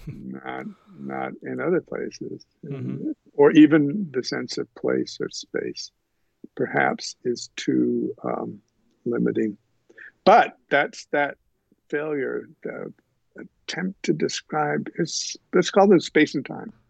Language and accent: English; eastern Kentucky, United States; moved away; I was born in Kentucky where my father served the church in eastern Kentucky